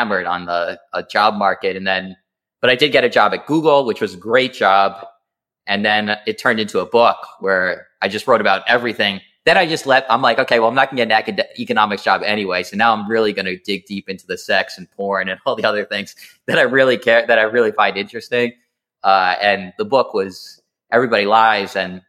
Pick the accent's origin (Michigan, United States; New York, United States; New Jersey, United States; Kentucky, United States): New Jersey, United States; Alpine; I grew up in New Jersey, Alpine, New Jersey